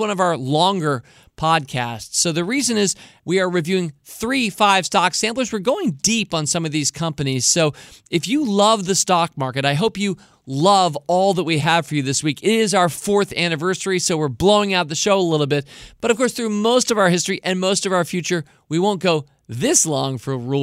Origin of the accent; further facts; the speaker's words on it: United States; as an American who lives in a country where we kind of went independent